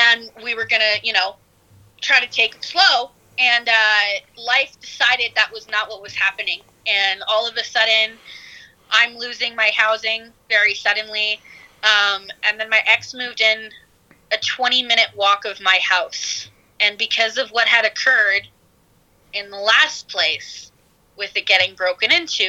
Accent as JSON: {"language": "English", "country": "Canada", "moved": "as an adult", "lives_now": "United States", "said": "I'm a Canadian"}